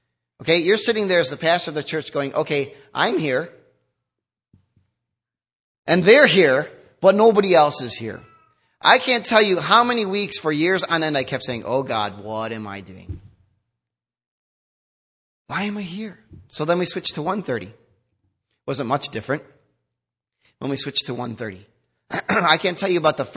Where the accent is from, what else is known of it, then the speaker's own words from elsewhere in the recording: United States; we're so American too.